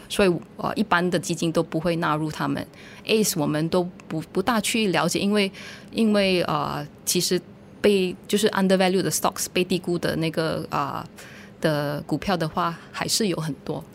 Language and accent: Chinese; Malaysia; 我们是比土生土长的马来西亚人